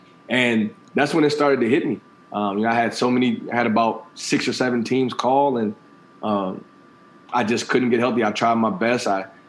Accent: Kirkwood, Missouri, United States; being from Kirkwood and having the opportunity to come back in, be the head football coach

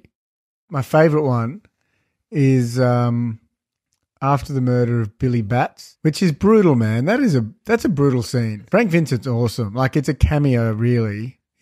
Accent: Ireland; as an Irishman

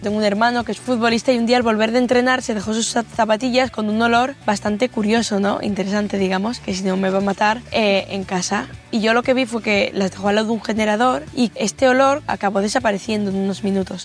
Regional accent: Sodupe, Basque Country, Spain; soy de Sodupe

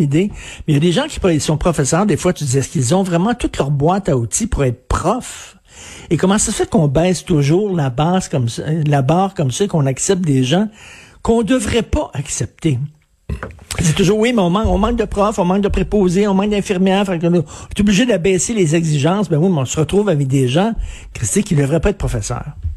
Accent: Montreal, Quebec, Canada; quand j'étais jeune, moi je viens de Verdun, là, un milieu très populaire

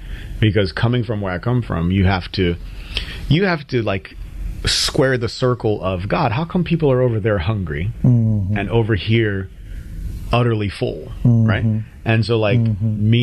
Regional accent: Connecticut, United States; accent: newscaster English; also born or lived in Nigeria; I grew up in Connecticut

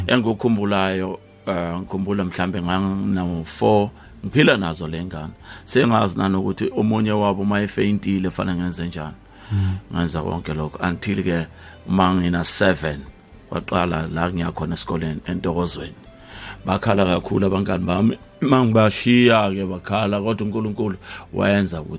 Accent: Springs, Gauteng, South Africa; ngazalelwa kwaThema eSprings

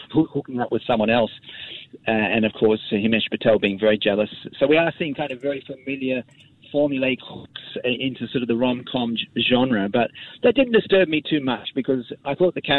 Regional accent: Australia; moved away; my childhood, enjoying the … in real time, growing up in Australia

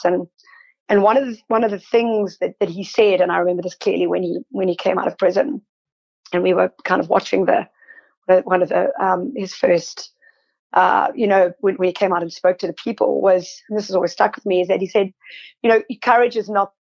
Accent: South Africa; moved away as an adult; now in Sydney, Australia; I'm South African, there is, and I grew up during apartheid

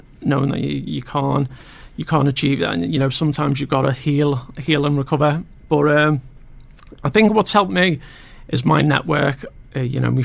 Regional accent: Liverpool, North West England, United Kingdom; accent: Scouse; also born or lived in Formby; initially Aintree.

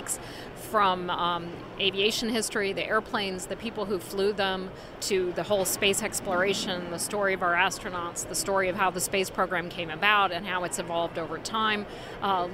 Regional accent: Ohio, United States; I grew up in Ohio

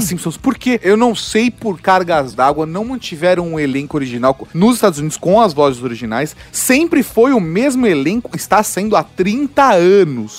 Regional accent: Brazil

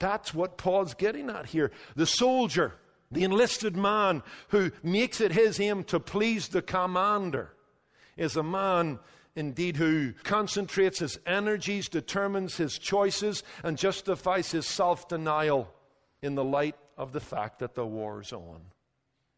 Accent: Northern Ireland, United Kingdom; moved away; when I was growing up in Northern Ireland

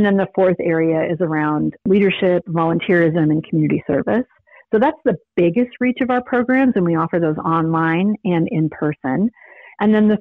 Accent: San Diego, California, United States; I grew up in San Diego

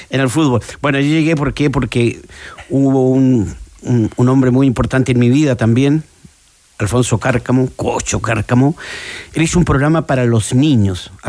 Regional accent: Punta Arenas, Magallanes and Chilean Antarctica, Chile; moved away; yo tuve esa posibilidad a los 10 años en Punta Arenas.

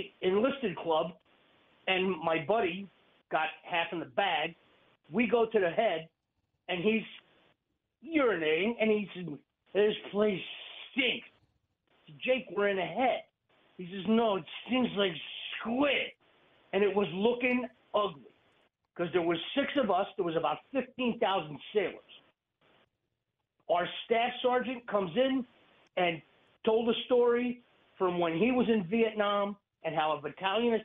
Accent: New Jersey, United States; moved away as an adult; now in Pennsylvania, United States; I call myself the Jersey Devil. I was born there. I lived there until I was 26

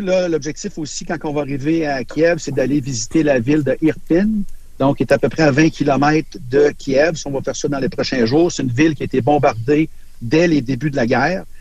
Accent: Canada; je viens du Canada

